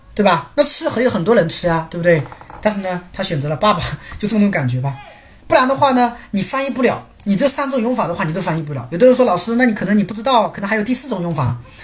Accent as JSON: {"language": "Chinese", "country": "China", "said": "我们中 国人"}